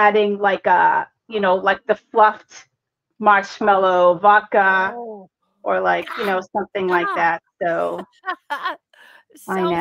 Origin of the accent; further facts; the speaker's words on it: Boston, Massachusetts, United States; accent: Bostonian; also born or lived in Texas / Cambridge, Massachusetts; I was born and raised in Boston